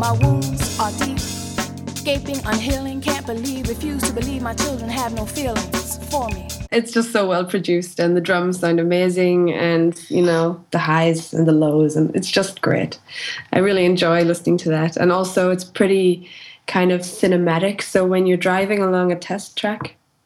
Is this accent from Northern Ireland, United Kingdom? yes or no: yes; Northern Ireland, United Kingdom; moved away; I'm from Northern Ireland